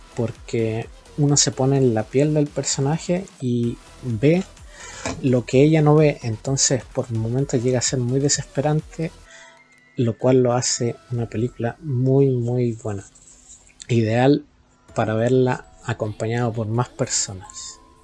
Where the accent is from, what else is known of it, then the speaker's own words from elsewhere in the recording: Rancagua, O'Higgins, Chile; soy de Rancagua